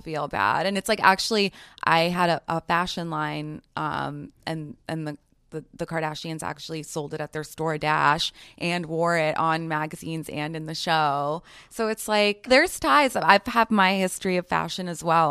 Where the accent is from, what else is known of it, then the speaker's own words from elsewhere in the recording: New York City, New York, United States; I grew up in New York City.